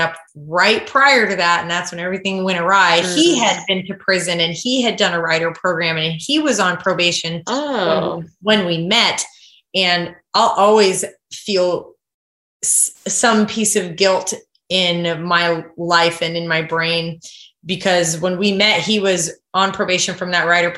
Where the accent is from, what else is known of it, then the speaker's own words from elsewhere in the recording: Kodiak, Alaska, United States; moved away as an adult; also born or lived in Idaho; I grew up on Kodiak Island there, and my parents still live there